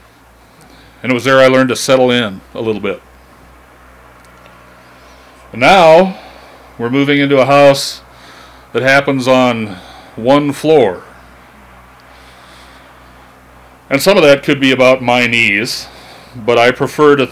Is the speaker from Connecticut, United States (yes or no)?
no; Missoula, Montana, United States; I'm 45 years old, I was born in Missoula, and I have never left home